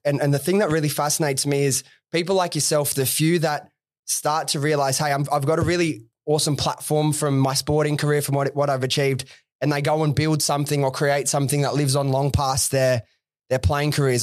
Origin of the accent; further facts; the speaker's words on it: Liverpool, New South Wales, Australia; I'm from Liverpool area.